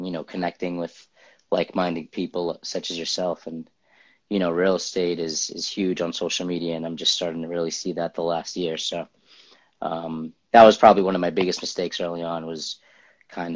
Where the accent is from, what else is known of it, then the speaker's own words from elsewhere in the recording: Lowell, Massachusetts, United States; also born or lived in Cambridge, Massachusetts / Somerville, Massachusetts; now in Medford, United States; I was born in Cambridge, lived in Somerville my early years, and then moved to Lowell. So like my teenager, early 20s, I lived in Lowell.